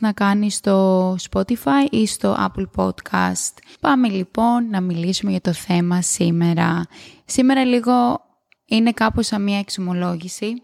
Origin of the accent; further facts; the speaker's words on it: Greece; moved away as an adult; μετά αποφασίζεις να πας πίσω στο σπίτι σου, που για μένα είναι η Ελλάδα